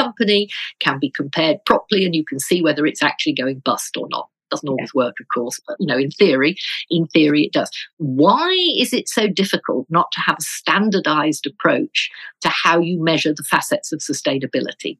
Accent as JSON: {"language": "English", "town": "Birmingham", "region": "West Midlands", "country": "United Kingdom", "said": "I come from Birmingham"}